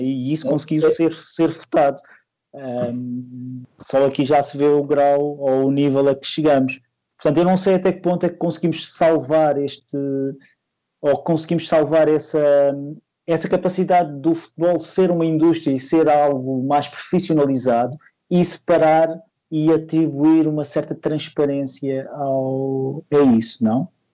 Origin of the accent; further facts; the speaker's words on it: Madeira, Portugal; eu sou da Madeira